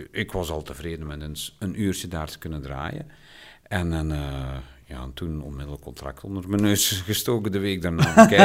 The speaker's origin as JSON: {"language": "Dutch", "country": "Belgium", "said": "zijn wij als Belgen niet zo niet zo open als Nederlanders."}